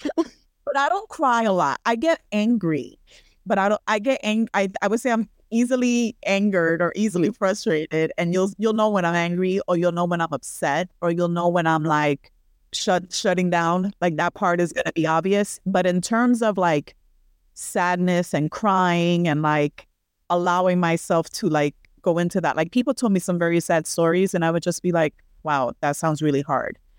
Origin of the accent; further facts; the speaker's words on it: New York City, New York, United States; I'm a New Yorkian, born and raised in Brooklyn, New York, which is where I am right now